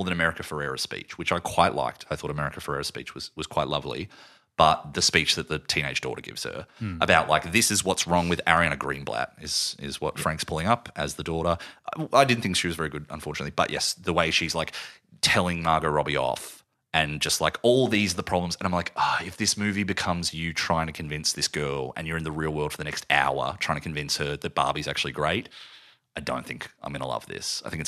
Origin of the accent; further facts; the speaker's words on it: Australia; we're Australian